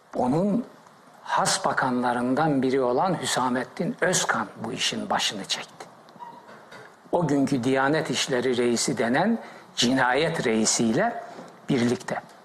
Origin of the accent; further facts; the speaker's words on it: Black Sea Region, Turkey; moved away; also born or lived in Heybeliada, Istanbul; Ben Karadeniz çocuğuyum